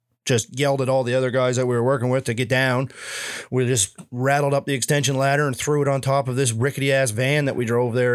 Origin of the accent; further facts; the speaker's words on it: Canada; I'm there as a Canadian kid